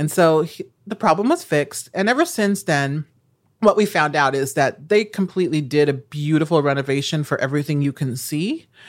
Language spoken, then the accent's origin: English; Nebraska, United States; moved away; I'm from Nebraska